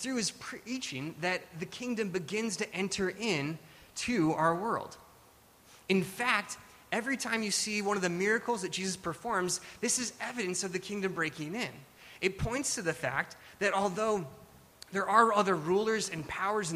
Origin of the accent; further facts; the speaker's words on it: Alaska, United States; now in California, United States; I grew up in Alaska